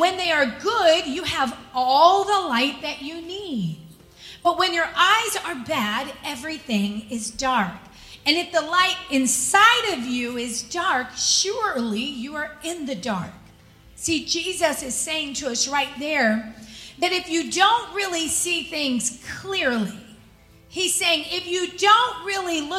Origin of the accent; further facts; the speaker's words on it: Virginia, United States; growing up in Virginia, we would go to the state fair